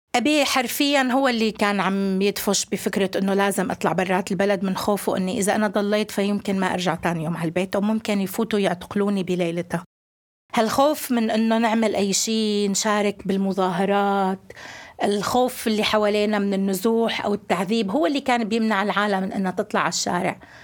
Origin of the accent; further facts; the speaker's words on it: Darayya, Rif Dimashq, Syria; واحدة من منظمين المظاهرات السلمية بمدينتي بدارية